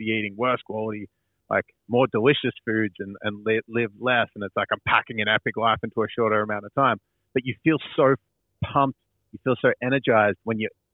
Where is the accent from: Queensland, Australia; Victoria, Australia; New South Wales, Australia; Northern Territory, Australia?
Victoria, Australia; Dingley Village; Dingley Village, which is a cute little kind of bogan town. Village? It's like, it's in the metropole, but it's like near Frankston in Melbourne